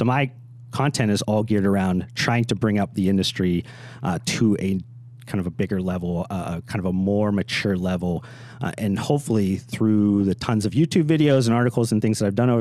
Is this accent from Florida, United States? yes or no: no; Youngstown, Ohio, United States; I grew up in Youngstown, Ohio, about an hour west of Pittsburgh